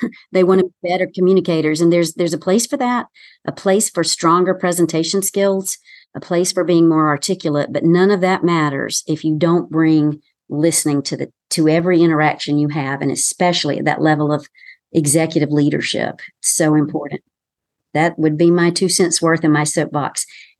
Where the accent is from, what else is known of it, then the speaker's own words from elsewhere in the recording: the South, United States; accent: Southern; I, too, have worked on my accent and still sound like I'm from the South, and I can be much more relaxed, as you know, and sound much more Southern